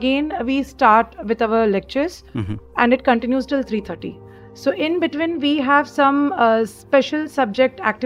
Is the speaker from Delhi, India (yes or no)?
no; Bihar, Jharkhand, India; born or raised there; moved away as an adult; also born or lived in Ernakulam, Kerala / Bhopal, Madhya Pradesh; now in Mumbai, India